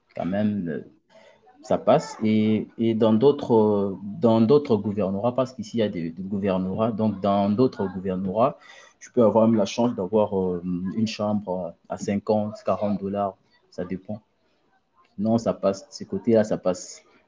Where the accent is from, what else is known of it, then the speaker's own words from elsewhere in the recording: Mbuji-Mayi, Kasai-Oriental, DR Congo; moved away as an adult; also born or lived in Kinshasa; now in Tunisia; je suis né à Mbujimaï, j'ai grandi à Mbujimaï et j'avais déménagé de Mbujimaï à Kinshasa en 2014